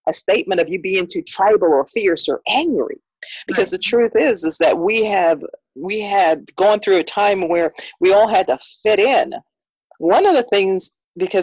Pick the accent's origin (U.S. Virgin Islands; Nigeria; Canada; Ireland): U.S. Virgin Islands; St. Croix; moved away as an adult; also born or lived in South Florida / Miami, United States; now in Richmond, Virginia, United States; I transplanted, if you would say, as a very, very young adult from the U.S. Virgin Islands, St. Croix, to my little plug for my island, to Miami